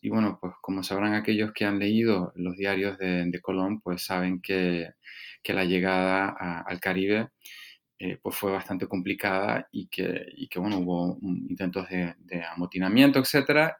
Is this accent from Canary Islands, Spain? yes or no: yes; Canary Islands, Spain; moved away as an adult; also born or lived in Stanford, United States / Harvard, United States; Fue realmente la primera vez que yo me marchaba de Canarias por cuestiones eh, académicas